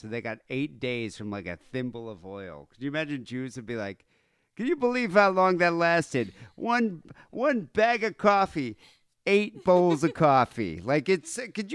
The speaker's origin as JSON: {"language": "English", "town": "Bay City", "region": "Michigan", "country": "United States", "tie": "born or raised there", "moved": "yes", "said": "growing up in Bay City"}